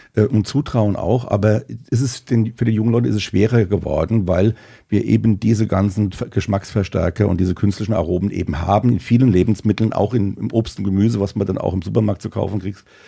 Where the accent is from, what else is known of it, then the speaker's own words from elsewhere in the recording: Rheinhessen, Rhineland-Palatinate, Germany; Wir kommen ja aus Rheinhessen